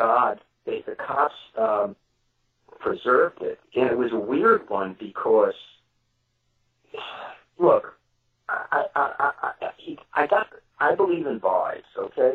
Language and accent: English; New York City, New York, United States; I'm from Brooklyn